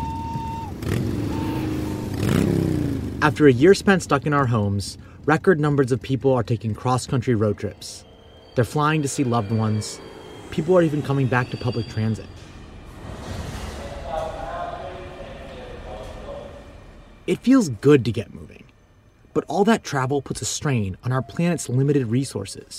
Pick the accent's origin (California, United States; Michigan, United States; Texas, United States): Michigan, United States; Southeast; now in New York City, United States; I grew up in Southeast Michigan, the car capital of the world. Now I live in New York City